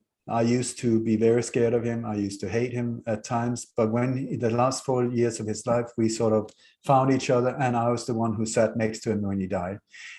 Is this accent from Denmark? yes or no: yes; Denmark; moved away; also born or lived in Sweden; we moved very hastily from Denmark to Sweden from a luxury life, and Denmark to a 1700 from a house from the 16th century with no heating, no warmth, no no water, no toilet, no nothing, because my mother liked Swedish nature.